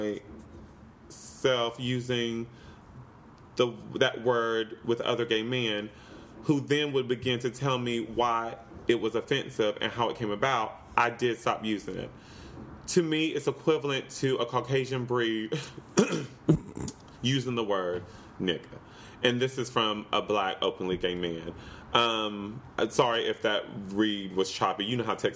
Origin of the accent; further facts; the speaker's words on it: the South, United States; also born or lived in Los Angeles, United States; now in New York, United States; I grew up in the South, and we were pretty ignorant